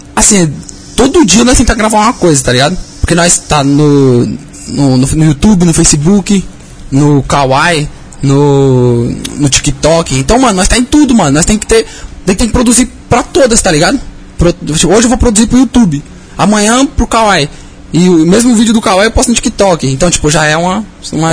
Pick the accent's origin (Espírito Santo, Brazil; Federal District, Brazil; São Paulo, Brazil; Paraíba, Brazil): São Paulo, Brazil; Cajamar; nasci lá no interior mesmo, Cajamar